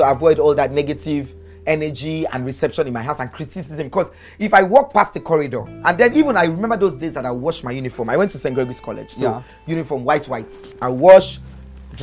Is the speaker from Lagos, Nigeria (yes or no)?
yes; Lagos, Nigeria; also born or lived in Hamburg, Germany; I grew up on Bonuwe in Alagomechi